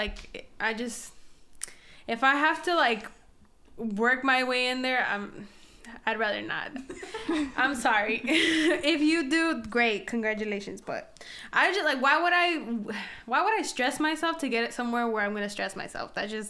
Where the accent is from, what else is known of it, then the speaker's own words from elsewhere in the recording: the Bay Area, California, United States; moved away as an adult; now in San Diego, United States; I came from the Bay.